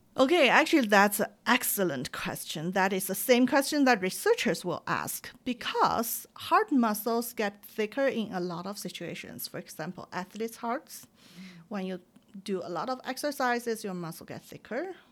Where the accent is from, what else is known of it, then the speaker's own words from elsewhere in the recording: China; moved away; when I grew up in China.